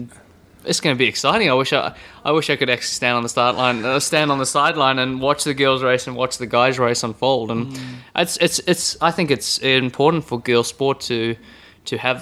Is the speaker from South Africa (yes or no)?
yes; South Africa; now in New Zealand; Growing up in South Africa